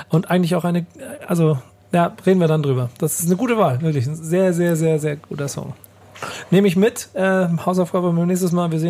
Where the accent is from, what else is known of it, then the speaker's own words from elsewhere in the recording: Frankfurt, Hesse, Germany; Ich bin Frankfurterin aus Bahnhofsviertel